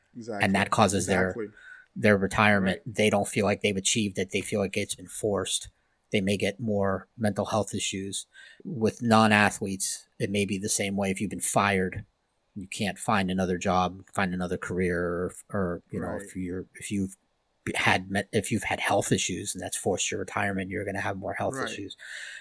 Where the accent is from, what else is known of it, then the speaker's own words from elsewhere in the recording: Miami, Florida, United States; I'm from Miami